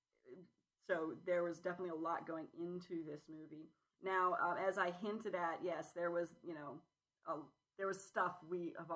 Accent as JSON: {"language": "English", "town": "San Jose", "region": "California", "country": "United States", "tie": "born or raised there", "said": "San Jose, California, my hometown"}